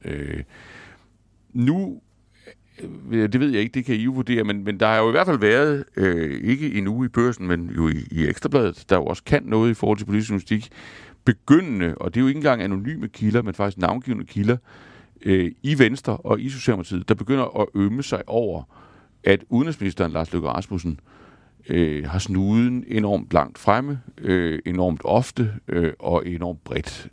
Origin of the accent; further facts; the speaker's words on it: Denmark; vi som danskere